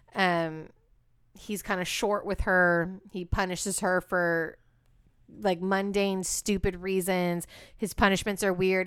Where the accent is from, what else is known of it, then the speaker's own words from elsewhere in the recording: Walnut Creek, California, United States; also born or lived in Antioch, California; the town that B and I met in and grew up in, Walnut Creek